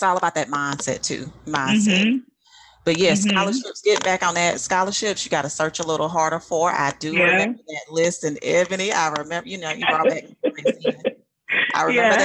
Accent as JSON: {"language": "English", "town": "Prichard", "region": "Alabama", "country": "United States", "tie": "born or raised there", "said": "I grew up in Pritchard, but I went to LaFleur"}